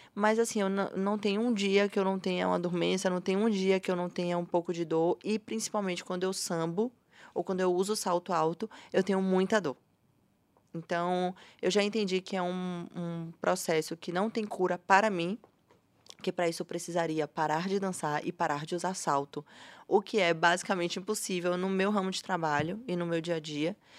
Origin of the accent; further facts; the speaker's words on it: Salvador, Bahia, Brazil; Eu sou nascida e criada em Salvador.